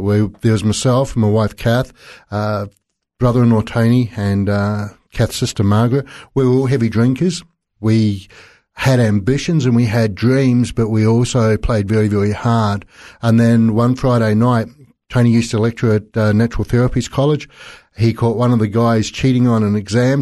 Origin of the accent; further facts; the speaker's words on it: South Island, New Zealand; I was born in the South Island in New Zealand